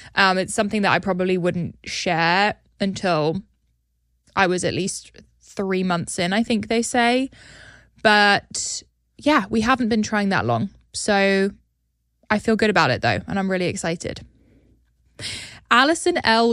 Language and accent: English; United Kingdom; now in United States; my home country